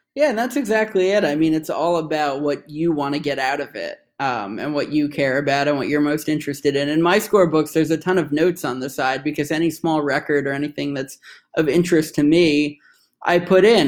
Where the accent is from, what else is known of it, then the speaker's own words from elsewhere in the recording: New York, United States; moved away as an adult; now in Washington, D.C., United States; my hometown New York Islanders